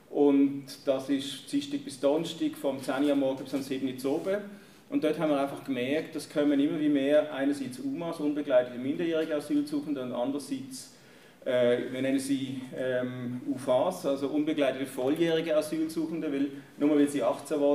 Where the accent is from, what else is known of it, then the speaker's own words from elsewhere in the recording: Germany; moved away as an adult; now in Switzerland; Ich bin in Deutschland geboren und aufgewachsen. Mit 21 in die Schweiz gekommen, der Liebe wegen.